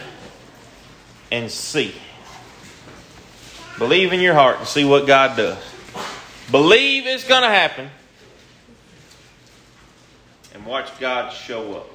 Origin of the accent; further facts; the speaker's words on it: Louisiana, United States; I said, Louisiana